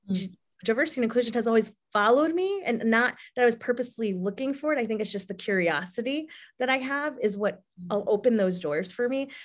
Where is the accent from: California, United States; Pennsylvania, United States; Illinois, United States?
Illinois, United States; I was born here, but my roots and my heritage and my culture are from Mexico